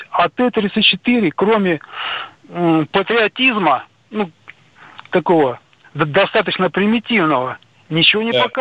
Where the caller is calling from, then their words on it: Khabarovsk Krai, Russia; Да, это город на Дальнем Востоке, в Хабаровском крае.